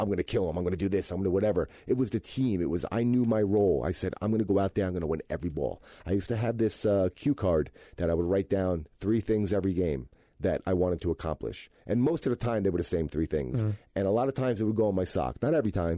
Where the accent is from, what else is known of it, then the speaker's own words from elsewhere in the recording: New York, United States; I'm a New Yorker, you know, and I was playing for my hometown team